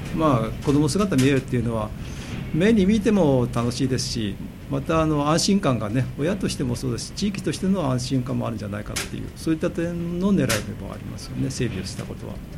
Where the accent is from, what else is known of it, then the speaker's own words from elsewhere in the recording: Japan; 私も小さい頃はすぐ近くで生まれた地域で生まれたものですから